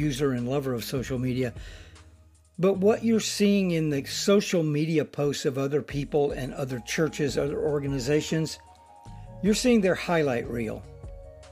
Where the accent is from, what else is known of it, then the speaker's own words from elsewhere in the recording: Alabama, United States; I grew up in Alabama